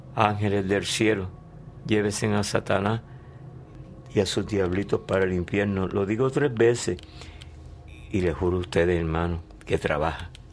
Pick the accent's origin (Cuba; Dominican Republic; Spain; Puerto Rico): Puerto Rico; Hatillo; somos de Atillo